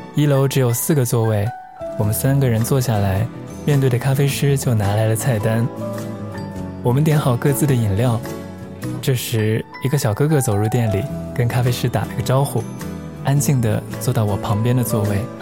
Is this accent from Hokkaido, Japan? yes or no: yes; Hokkaido, Japan; moved away; also born or lived in Xi'an, China / Tokyo, Japan; 我生在西安，在北海道长大，后来去了东京，在日本一共二十年了